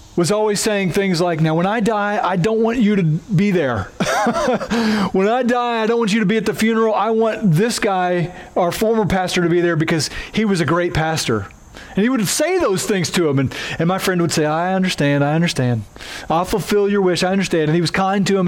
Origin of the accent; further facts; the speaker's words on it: Oklahoma, United States; accent: twangy; moved away; I have a twangy accent at times because I'm from Oklahoma, and in Oklahoma, we do weddings different than y'all do here